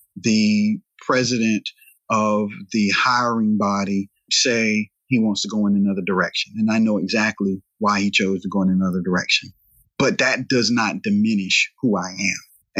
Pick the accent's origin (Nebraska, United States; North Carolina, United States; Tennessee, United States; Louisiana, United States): North Carolina, United States; Raleigh; I'm from Southeast Raleigh, this became a predominantly black area